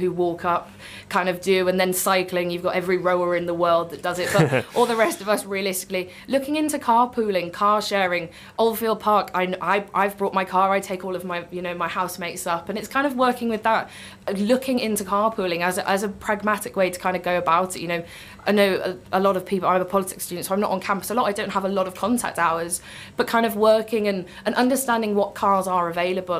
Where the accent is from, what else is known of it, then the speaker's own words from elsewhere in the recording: Newcastle upon Tyne, North East England, United Kingdom; moved away; I'm originally from Newcastle